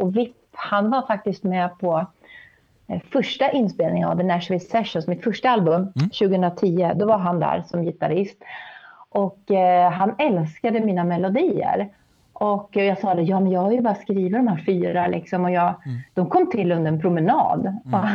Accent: Sundsvall, Västernorrland County, Sweden; also born or lived in Härnösand; jag är uppväxt i Sundsvall

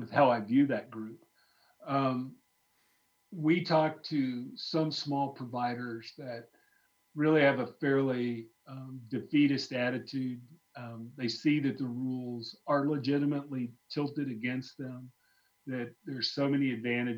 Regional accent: Arkansas, United States; moved away; I grew up in Arkansas early on

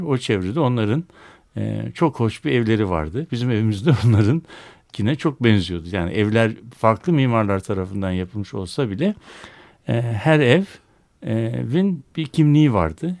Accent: Istanbul, Turkey; born or raised there

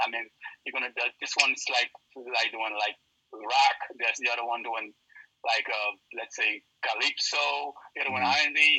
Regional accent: Weymouth, Massachusetts, United States; also born or lived in Haiti / Miami / New York / Long Island; I pretty much grew up everywhere. {S2} Okay. {S3} I grew up like in Miami, New York, Long Island, Brooklyn. But I spent more time in Weymouth, so I got to give it up for Weymouth.

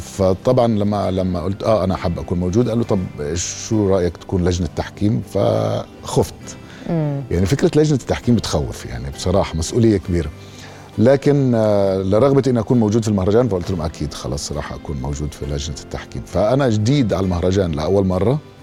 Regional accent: Jordan; انا ممثل اردني مش سوري

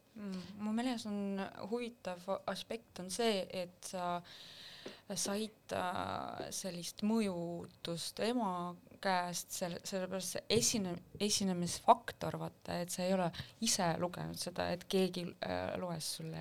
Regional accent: Sillamäe, Ida-Viru County, Estonia; Estonian is a second language; now in Tallinn, Estonia; pärit Sillamäelt, kuid juba üle kümne aasta elan Tallinnas

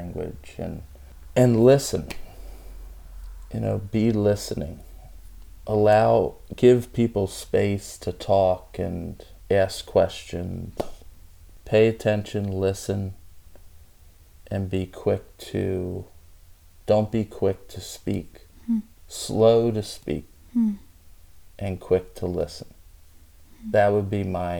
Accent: the South, United States; we came from the South, and... what that means, and my family's originally from Spain, from Mallorca, Spain.

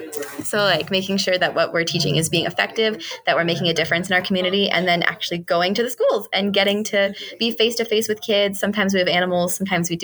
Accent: South Florida, United States; now in Racine, United States; I'm from South Florida

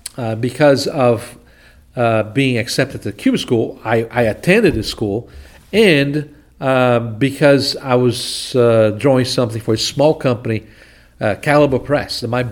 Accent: Recife, Pernambuco, Brazil; now in United States; Recife, Brazil, northeast of Brazil. That's north of São Paulo, north of Rio de Janeiro.

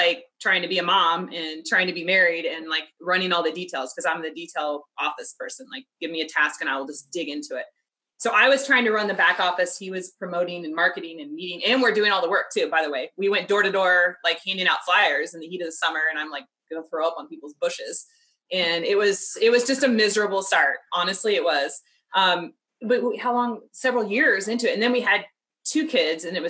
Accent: Kansas City, Missouri, United States; I'm from Kansas City

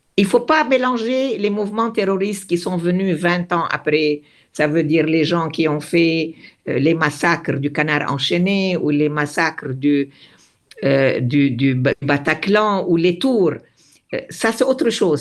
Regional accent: Beirut, Beirut Governorate, Lebanon; moved away; je me sens autant libanaise que palestinienne parce que j'ai grandi, je suis née au Liban

